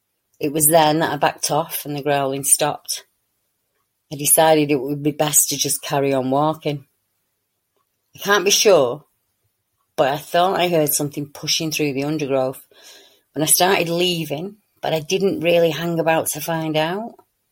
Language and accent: English; Newcastle, North East England, United Kingdom; I'm from Newcastle, so it's a bit a ways from me to get there, and a fair walk in once you're out of the car